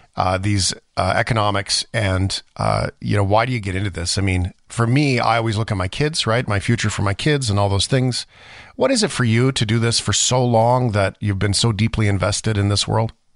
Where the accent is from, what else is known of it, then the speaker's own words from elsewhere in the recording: Canada; I'm a Canadian